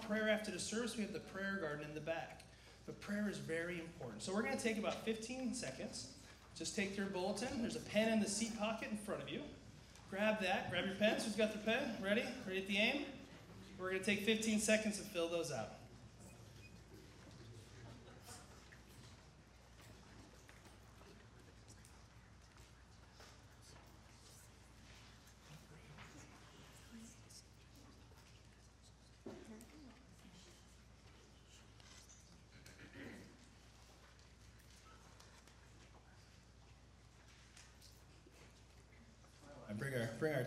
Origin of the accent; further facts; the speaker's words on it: San Diego, California, United States; born and raised in San Diego, lived here my whole life, too gorgeous to ever leave